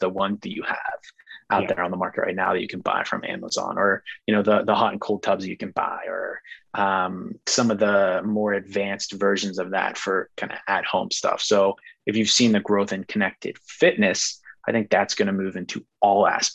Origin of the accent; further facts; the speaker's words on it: Pittsburgh, Pennsylvania, United States; So I'm from Pittsburgh, so you have to be a Steelers fan. And one that just kind of sticks out to me as a kid, kind of growing up, we would always watch the Steelers games at my grandma's house.